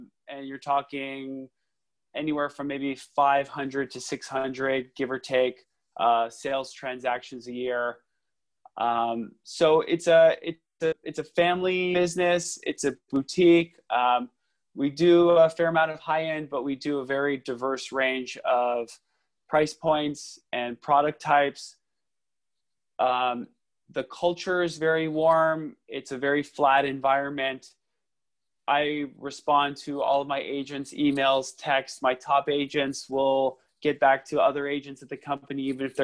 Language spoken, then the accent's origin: English; Los Angeles, California, United States; I was born and raised in Los Angeles, went to local schools, graduated from USC.